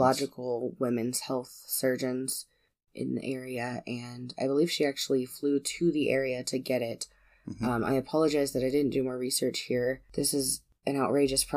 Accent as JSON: {"language": "English", "country": "United States", "said": "we're American"}